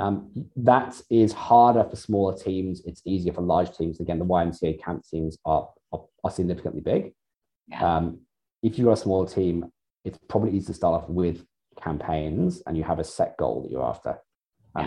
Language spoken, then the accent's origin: English; United Kingdom; now in Australia; being in Australia, and I'm British